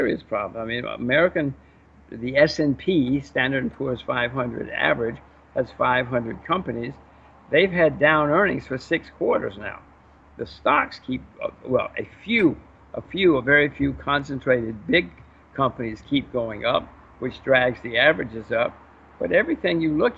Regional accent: United States; I'm an American citizen, voter, taxpayer

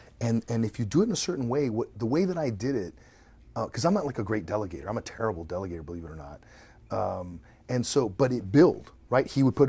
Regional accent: Venezuela; And by the way, I grew up in Venezuela, a third world country, right?

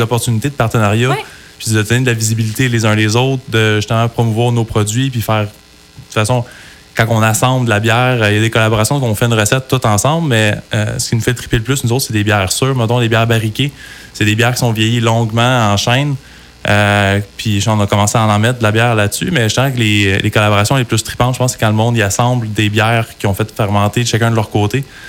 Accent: Sherbrooke, Quebec, Canada; moved away as an adult; now in Coaticook, Canada; on est de Sherbrooke, moi, mon frère

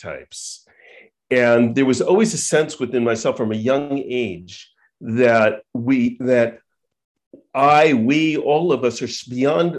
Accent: Long Island, New York, United States; growing up on Long Island

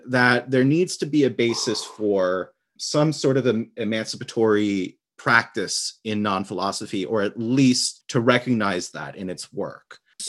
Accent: New York City, New York, United States; Well, I'm from New York City. Born and raised in Staten Island, New York, or Shaolin, if you listen to … I grew up there and lived back and forth taking the Staten Island ferry every day for the past decade.

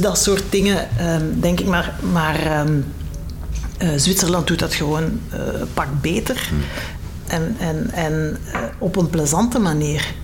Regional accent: Belgium; we als België, als kleine Belgieland

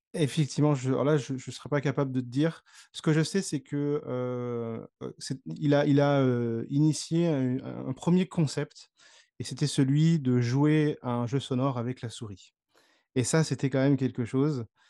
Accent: Le Havre, Normandy, France; je suis natif donc de Normandie, du, du Havre plus précisément

